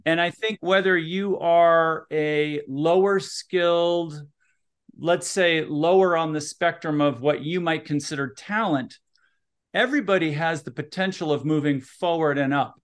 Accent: Minneapolis, Minnesota, United States; also born or lived in Utah; now in Salt Lake City, United States; I'm originally from Minneapolis, Minnesota

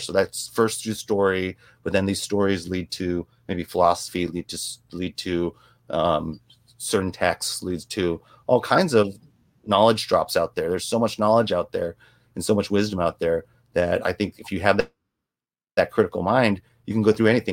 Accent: United States; growing up in an Asian household, but then growing up in American communities.

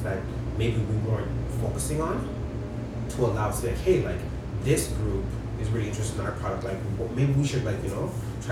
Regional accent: Toronto, Ontario, Canada; we're from Toronto

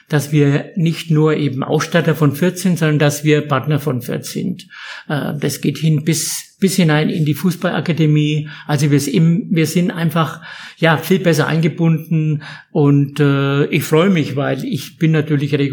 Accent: Herzogenaurach, Bavaria, Germany; bekennender Franke bin, bekennender Herzog Auracher bin

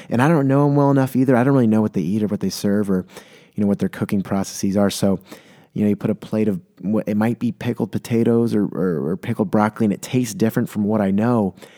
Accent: San Diego, California, United States; born or raised there; moved away as an adult

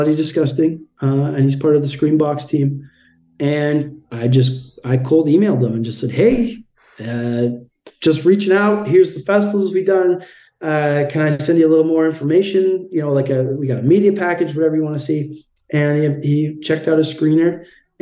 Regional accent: Canada; we're guys from Canada

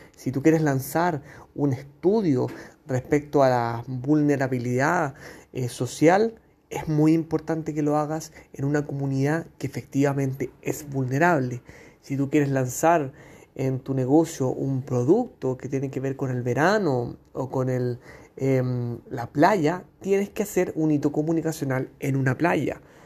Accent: Chile; periodista de Chile

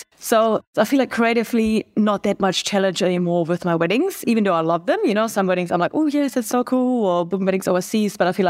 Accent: Germany; now in New Zealand; I'm a photographer from Germany based in New Zealand.

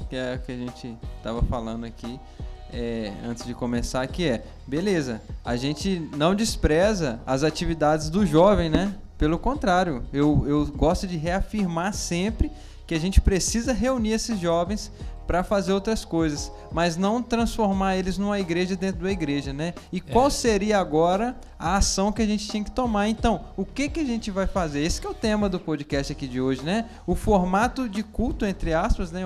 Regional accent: Belo Horizonte, Minas Gerais, Brazil; Eu sou de Belo Horizonte

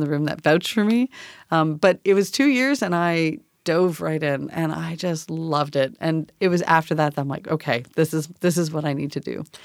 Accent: Canada; moved away as an adult; now in Tacoma, United States; I'm from Canada

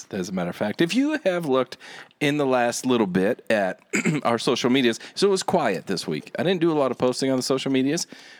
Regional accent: Utah, United States; And now we're from Utah.

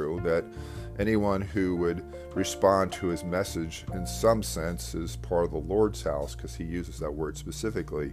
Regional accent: Devon, Pennsylvania, United States; also born or lived in Westchester; I was back in my hometown, Devon, for a bit, living

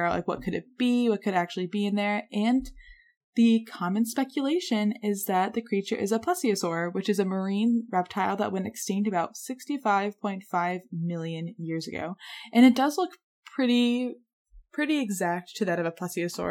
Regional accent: New York, United States; New York.

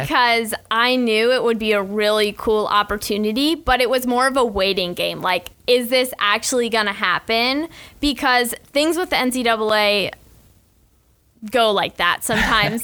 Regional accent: Ann Arbor, Michigan, United States; moved away as an adult; now in Gainesville, United States; my growing up days in Ann Arbor, Michigan

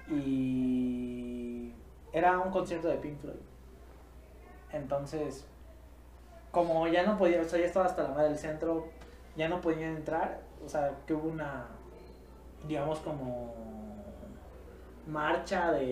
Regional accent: Mexico; yo creo que como típico mexicano

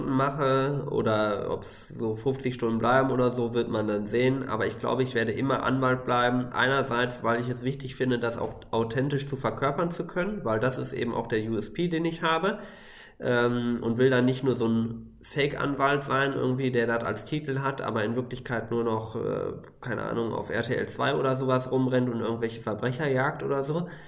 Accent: Ruhr area, North Rhine-Westphalia, Germany; ich bin aus dem Ruhrgebiet, da ist alles total dicht besiedelt.

